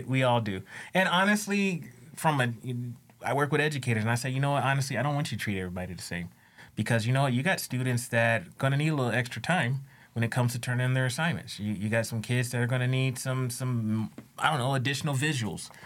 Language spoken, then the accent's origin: English; United States; also born or lived in Louisiana; I came from the States